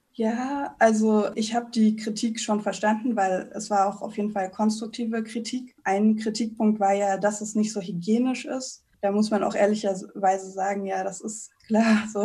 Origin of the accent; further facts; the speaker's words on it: Berlin, Germany; now in Cologne, Germany; Berlin, wo ich aufgewachsen bin